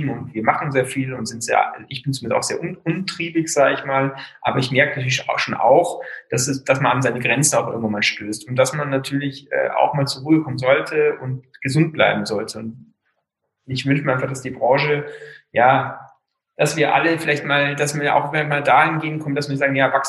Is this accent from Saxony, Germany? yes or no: no; Wörthsee, Bavaria, Germany; Ich bin am Wörthsee aufgewachsen.